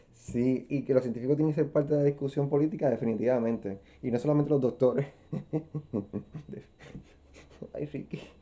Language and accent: Spanish; Puerto Rico; como puertorriqueños